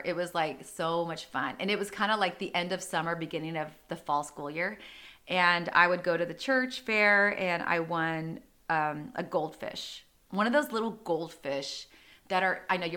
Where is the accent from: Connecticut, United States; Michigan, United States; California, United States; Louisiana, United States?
California, United States; San Diego; growing up in Rancho Penasquitos